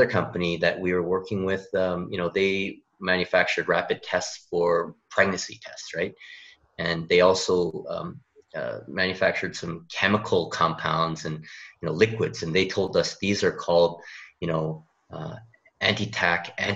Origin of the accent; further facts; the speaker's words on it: Canada; moved away as an adult; now in South Korea; I am actually a Canadian, kind of implanted into Korea now. I've been here for about 10 years.